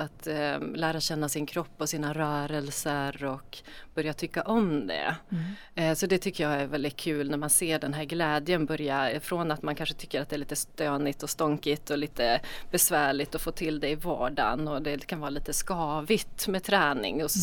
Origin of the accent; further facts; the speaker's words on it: Norrland, Sweden; now in Gothenburg, Sweden; jag är ju norrlänning